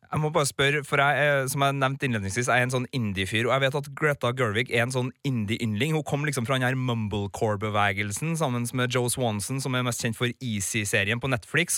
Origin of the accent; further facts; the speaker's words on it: Trøndelag, Norway; så er jo både jeg og du, Birger, av trøndersk stamme, holdt jeg på å si. Vi, vi er jo trøndere